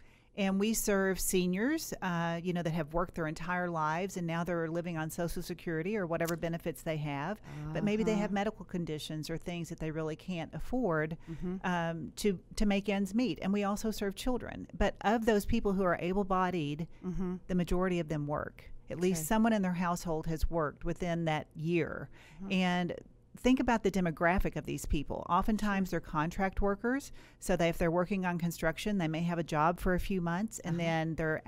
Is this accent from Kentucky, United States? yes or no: yes; Kentucky, United States; Yeah, so, you know, I grew up in Western Kentucky, and, you know, I had a very hardworking father.